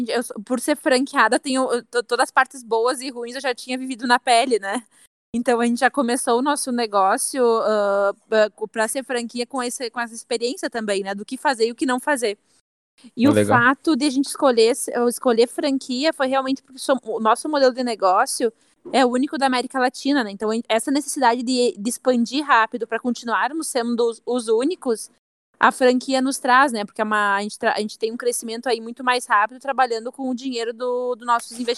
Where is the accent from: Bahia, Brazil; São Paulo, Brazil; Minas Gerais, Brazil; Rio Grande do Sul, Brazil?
Rio Grande do Sul, Brazil; Carazinho; Foi, a Russell de Carazinho, minha cidade natal.